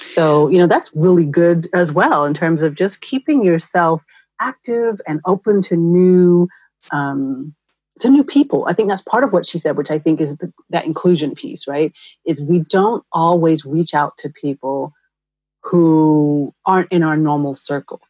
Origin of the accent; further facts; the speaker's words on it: New York, United States; now in Los Angeles, United States; I'm from New York where we have an actual transportation system